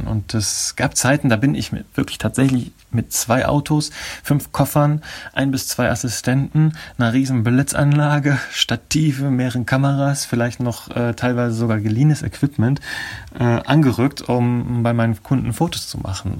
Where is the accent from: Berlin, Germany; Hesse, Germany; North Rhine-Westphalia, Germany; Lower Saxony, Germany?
Lower Saxony, Germany; Nordenham; moved away; also born or lived in Oldenburg / Abu Dhabi / Essen; Dann sind wir wieder nach Deutschland zurückgekommen und an die Nordseeküste gezogen in eine kleine Stadt namens Nordenham. Und in der bin ich aufgewachsen und habe letztendlich mein Abi gemacht